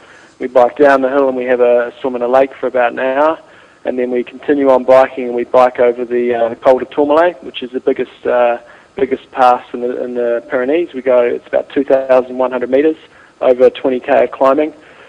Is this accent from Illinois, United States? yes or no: no; North Carolina, United States; I'm from North Carolina in the United States.